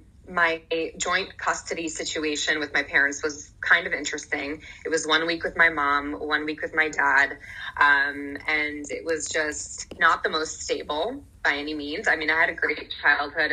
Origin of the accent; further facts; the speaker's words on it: New Jersey, United States; also born or lived in San Francisco / Manhattan; We lived in Manhattan a little bit, moved to New Jersey, and I grew up in New Jersey ever since